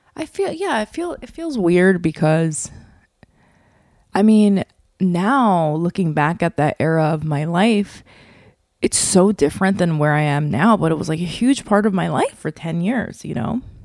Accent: New York, United States; I'm from New York

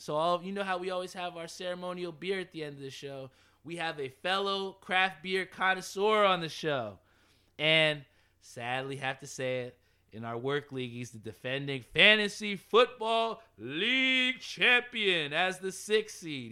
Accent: Edison, New Jersey, United States; I'm from Edison, right here

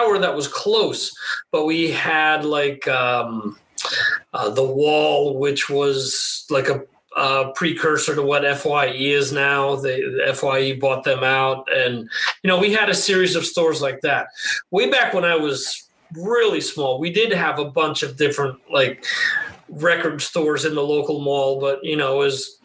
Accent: New Jersey, United States; where I grew up in New Jersey, we had some small stores

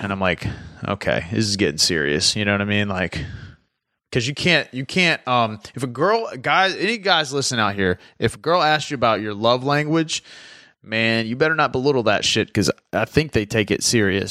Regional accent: the South, United States; I'm from the South

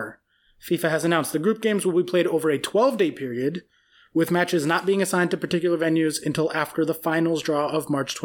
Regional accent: United States; I'm American

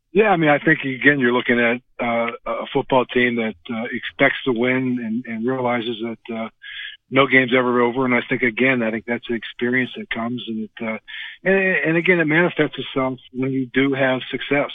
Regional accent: Western Pennsylvania, United States; growing up in Western Pennsylvania

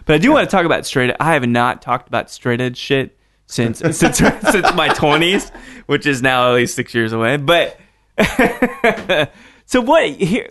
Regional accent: Salt Lake City, Utah, United States; Dude, I grew up in Salt Lake City, so, okay.

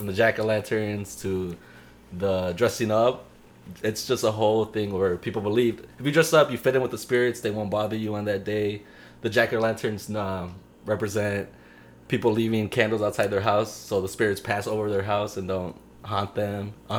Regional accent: Chicago, Illinois, United States; also born or lived in Ecuador / Honduras; I was born in Humboldt Park, bro.

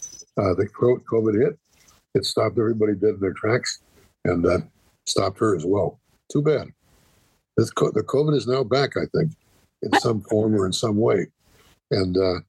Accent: Columbus, Ohio, United States; also born or lived in Cleveland, Ohio; we started in Cleveland, but eventually we came to Columbus.

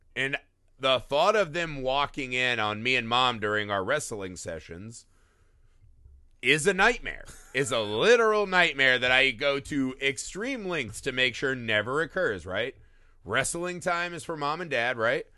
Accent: Midwest, United States; As a Midwesterner

